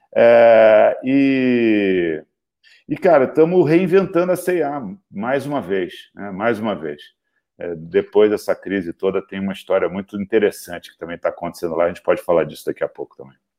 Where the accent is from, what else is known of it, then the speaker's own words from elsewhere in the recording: Rio de Janeiro, Brazil; moved away as an adult; now in São Paulo, Brazil; e eu sou carioca convicto, adoro Rio de Janeiro